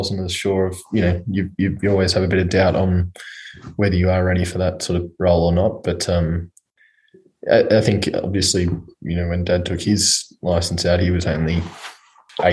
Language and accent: English; Melbourne, Victoria, Australia; back here in Melbourne